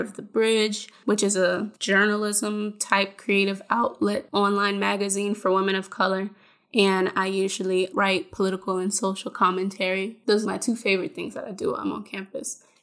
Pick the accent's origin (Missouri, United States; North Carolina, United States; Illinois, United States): North Carolina, United States; Fayetteville; I'm from Fayetteville, North Carolina